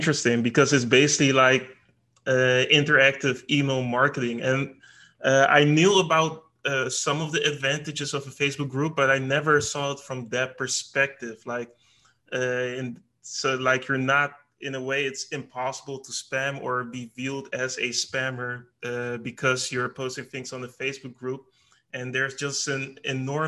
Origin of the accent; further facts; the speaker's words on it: Netherlands; I'm personally from the Netherlands